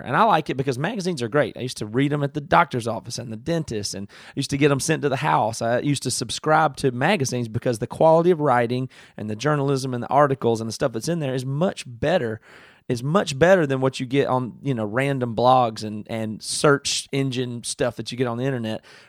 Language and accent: English; Greenville, South Carolina, United States; moved away; I grew up in a, like a farm, I mean, not a farm, but just super rural in South Carolina